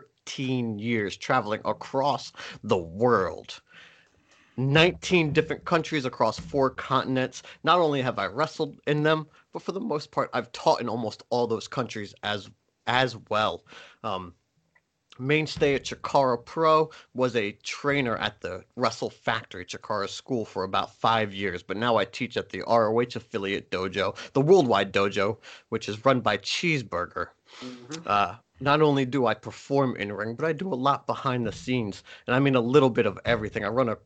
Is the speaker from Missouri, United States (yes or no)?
no; Camden, New Jersey, United States; I grew up in Jersey and Camden